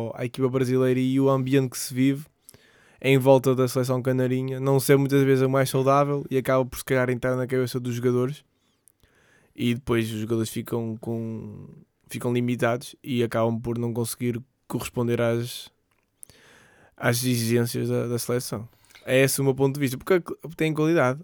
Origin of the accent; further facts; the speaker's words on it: Portugal; sendo português